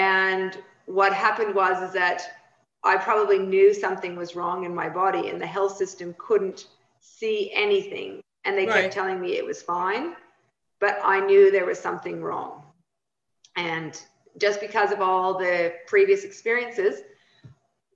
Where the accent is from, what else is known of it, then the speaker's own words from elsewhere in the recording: Saskatchewan, Canada; now in Australia; I grew up in small town Saskatchewan, right next to the Montana border in America.